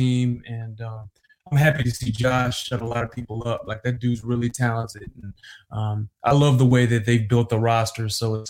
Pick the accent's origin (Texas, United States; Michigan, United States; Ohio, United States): Michigan, United States; Detroit; I grew up in Detroit.